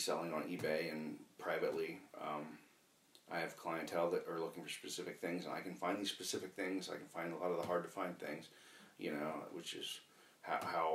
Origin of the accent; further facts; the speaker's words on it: Lancaster, United States; I grew up on Tiki Lane